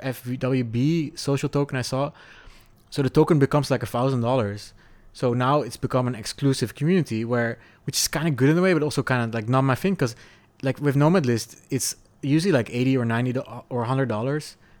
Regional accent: Netherlands; moved away; also born or lived in Portugal; I was a Dutch person in Portugal

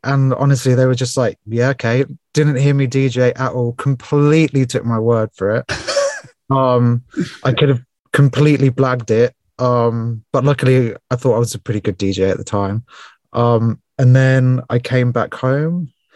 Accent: Portsmouth, South East England, United Kingdom; also born or lived in Spain; I was born and raised in Portsmouth on the south coast of England.

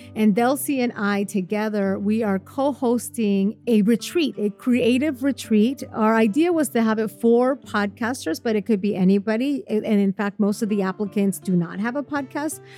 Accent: Puebla, Mexico; moved away; my hometown of Puebla, which is near Mexico City

